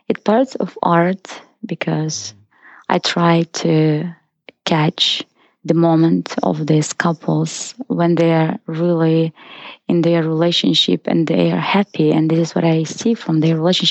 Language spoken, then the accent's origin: English; Izhevsk, Udmurtia, Russia; English is a second language; moved away as an adult; also born or lived in South Korea; now in United States; I was born in Russia and in a small city called Ijevsk.